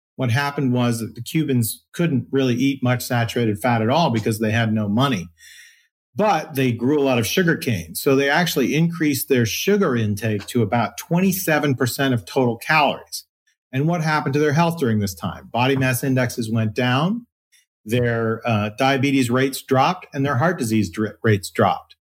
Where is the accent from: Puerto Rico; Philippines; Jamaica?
Philippines; I was born in the Philippines